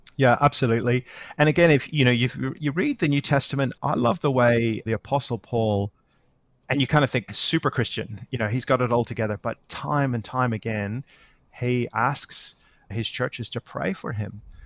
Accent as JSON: {"language": "English", "region": "Northern Ireland", "country": "United Kingdom", "tie": "born or raised there", "moved": "yes", "lives_now": "Australia", "said": "I'm living in Australia now, but I, I grew up in Northern Ireland"}